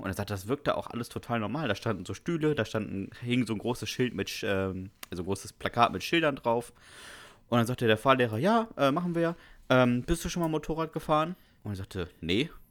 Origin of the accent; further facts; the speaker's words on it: GDR, East Germany, Germany; Ich bin aus der DDR